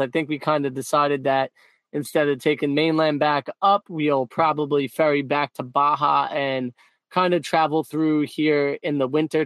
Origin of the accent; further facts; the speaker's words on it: New York City, New York, United States; growing up in Brooklyn, New York, I grew up between like a, you know, suburb area as well as the projects.